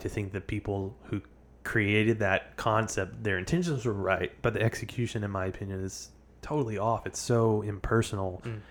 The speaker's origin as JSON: {"language": "English", "area": "the Bible Belt", "region": "the South", "country": "United States", "tie": "born or raised there", "said": "Growing up in the South, the Bible Belt"}